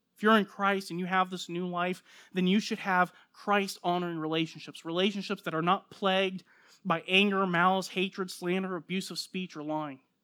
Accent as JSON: {"language": "English", "country": "United States", "tie": "born or raised there", "said": "I'm an American, born here, raised here, citizen"}